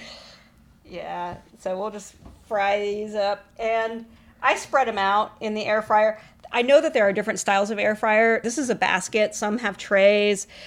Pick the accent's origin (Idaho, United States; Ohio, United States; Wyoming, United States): Ohio, United States; Columbus; moved away as an adult; now in Austin, United States; I am originally from Ohio, like you and your family. I'm from Columbus and moved to the great state of Texas and haven't left